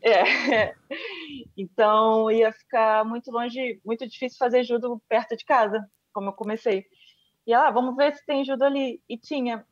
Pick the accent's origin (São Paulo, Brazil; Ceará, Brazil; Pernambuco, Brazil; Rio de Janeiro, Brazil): Rio de Janeiro, Brazil; Eu nasci no Rio de Janeiro e, e no centro do Rio de Janeiro, que é, uma, é um bairro de Santa Teresa